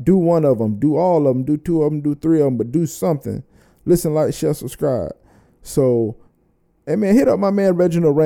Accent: Florida, United States; I'm from Florida

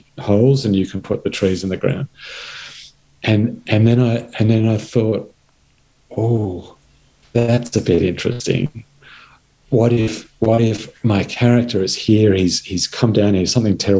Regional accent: Blue Mountains, New South Wales, Australia; my childhood growing up in the Blue Mountains

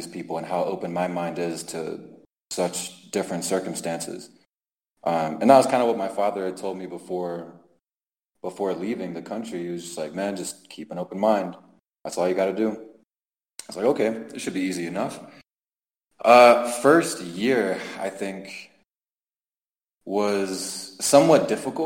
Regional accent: Maryland, United States; moved away as an adult; also born or lived in Turkey / Mexico City / Cholula; the people that we grew up with in Maryland

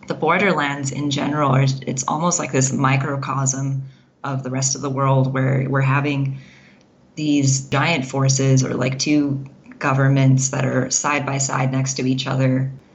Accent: Las Cruces, New Mexico, United States; also born or lived in Wyoming / Southern California; Yeah, in Las Cruces, New Mexico.

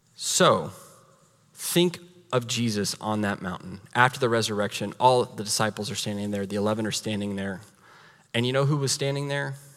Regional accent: United States

